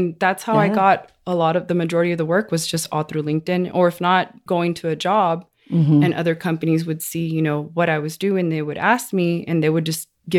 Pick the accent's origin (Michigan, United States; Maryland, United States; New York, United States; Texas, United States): Texas, United States; Odessa; I'm from Odessa. Okay. Born and raised.